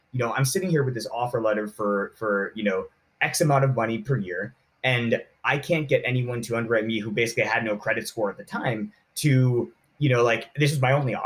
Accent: Southern California, United States; I grew up in Southern California

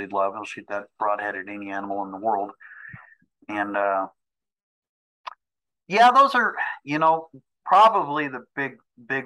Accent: United States; now in Arizona, United States; I grew up on Lake Powell.

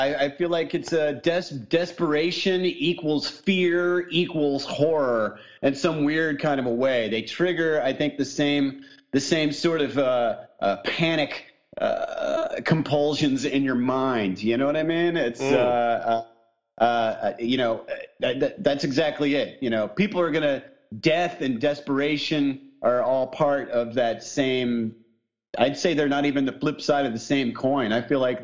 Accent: southern Indiana, United States; moved away; I grew up in Indiana right next to Nashville.

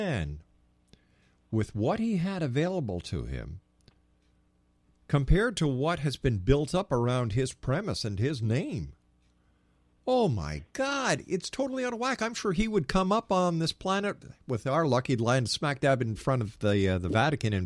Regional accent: Montreal, Quebec, Canada; I'm from Montreal, and I used to love going up to St. Joseph's Oratory.

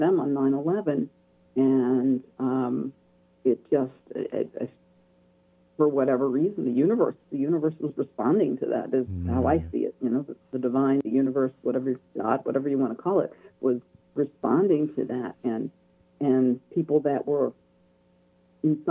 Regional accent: New York City, New York, United States; I was born in New York City

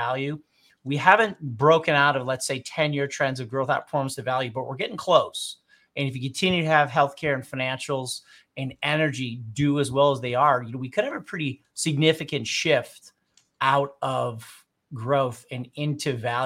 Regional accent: Queensbury, New York, United States; also born or lived in Saratoga Springs, New York; Queensbury, New York, which is 20 minutes away from here, which is my hometown where I went to school

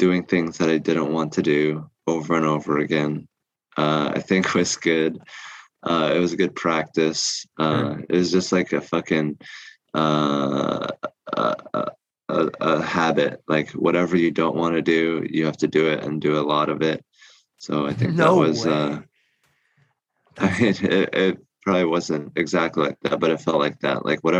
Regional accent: Seattle, Washington, United States; English is a second language; also born or lived in New Jersey; now in Austin, United States; he moved to Seattle, and we moved with him

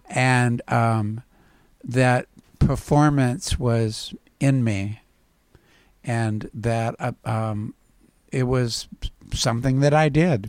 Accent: Port Angeles, Washington, United States; I grew up on a tenant dairy farm in a very rural environment

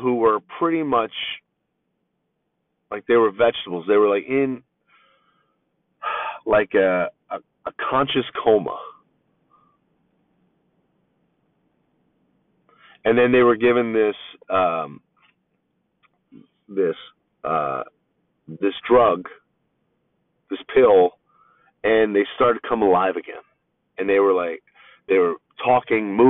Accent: East Coast, United States; now in Southern California, United States; where I'm from on the East Coast

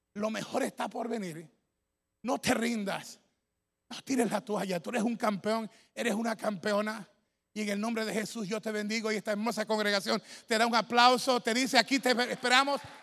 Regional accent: Ecuador; mi tierra, Ecuador

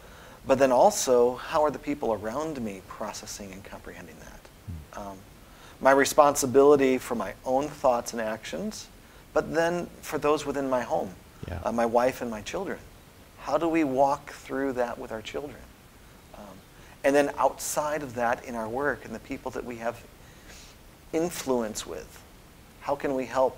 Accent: Austria; I spent my high school years in Austria growing up in the Alps, and just huge, big, mammoth pieces of granite.

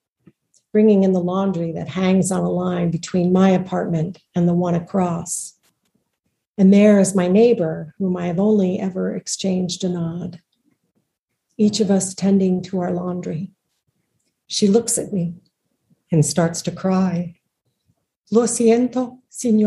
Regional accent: United States; moved away; I am an American on foreign soil

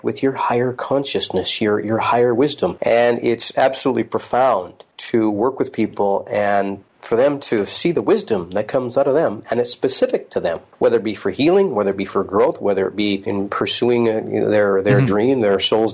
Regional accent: Salmon Arm, British Columbia, Canada; moved away as an adult; also born or lived in California; now in North Vancouver, Canada; I'm from the interior British Columbia, and my partner is Annie, who I also, we grew up in Salmon Arm together

